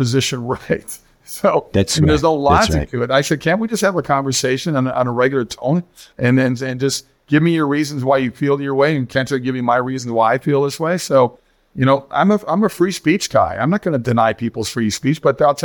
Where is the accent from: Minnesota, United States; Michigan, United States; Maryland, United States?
Minnesota, United States; just outside of Minneapolis; moved away as an adult; also born or lived in Los Angeles; I grew up just outside of Minneapolis